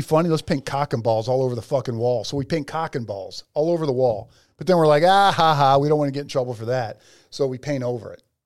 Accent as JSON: {"language": "English", "town": "North Ridgeville", "region": "Ohio", "country": "United States", "said": "I'm coming from North Ridgeville, Ohio"}